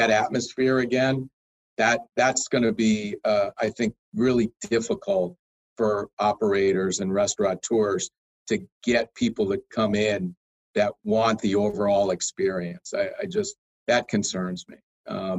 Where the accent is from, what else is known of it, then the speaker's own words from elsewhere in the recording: Springfield, Massachusetts, United States; moved away as an adult; also born or lived in Boston / Phoenix; I was born and raised in Springfield, Mass.